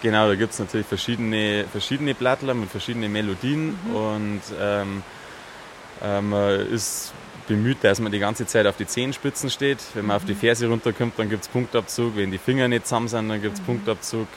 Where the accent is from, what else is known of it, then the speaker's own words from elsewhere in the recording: Chiemgau, Bavaria, Germany; bei uns im Chiemgau